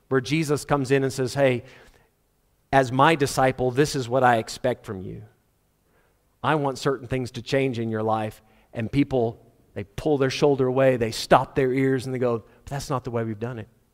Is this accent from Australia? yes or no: no; South Africa; Ek is 'n boerseun. Regte boerseun. Ek sal 'n boerseun wees my hele lewe.